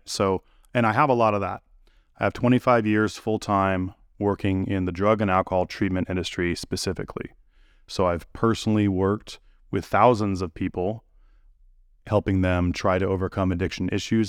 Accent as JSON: {"language": "English", "country": "United States", "tie": "born or raised there", "said": "I'm an American. I've lived here my whole life"}